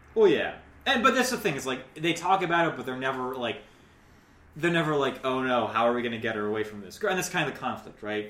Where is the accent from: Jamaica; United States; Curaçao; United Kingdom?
United States; I'm American